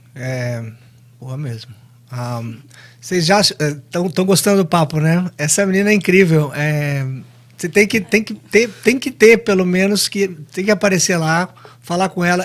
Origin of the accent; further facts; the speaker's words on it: Londrina, Paraná, Brazil; also born or lived in Assis, São Paulo; eu sou de Londrina